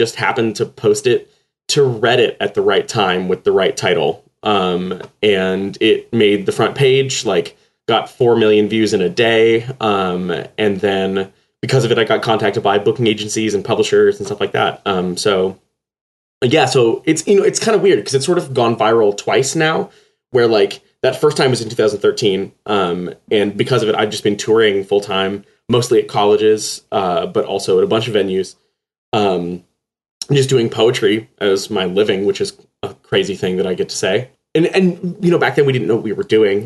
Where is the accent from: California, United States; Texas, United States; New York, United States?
Texas, United States; accent: Texas; moved away; I grew up in Texas, so sometimes when I get really tired, the Texas accent comes out a little bit